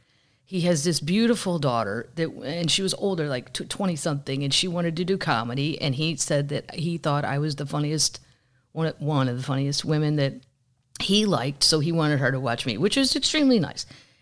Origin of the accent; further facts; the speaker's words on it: Missouri, United States; I'm from Missouri, and there's a lot of good things about my state.